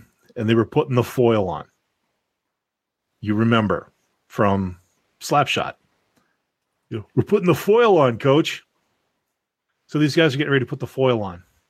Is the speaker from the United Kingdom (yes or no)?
no; Canada; my hometown up here in the north